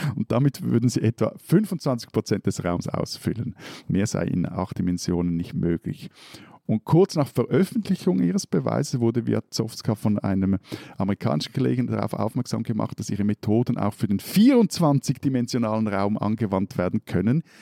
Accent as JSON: {"language": "German", "country": "Switzerland"}